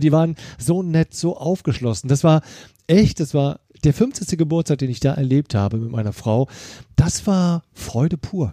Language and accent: German; Germany; ich komme ja aus der Eifel